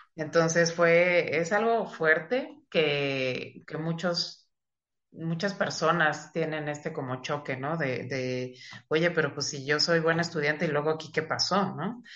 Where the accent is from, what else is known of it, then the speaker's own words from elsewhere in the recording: Mexico City, Mexico; moved away; yo soy originaria de Ciudad de México, estudié en un colegio eh, católico eh, eh, que era de unas monjas, monjas francesas, entonces era un colegio de puras niñas